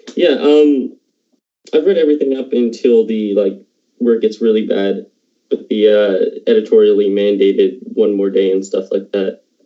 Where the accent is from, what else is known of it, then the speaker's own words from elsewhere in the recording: Halifax, Nova Scotia, Canada; I'm from Halifax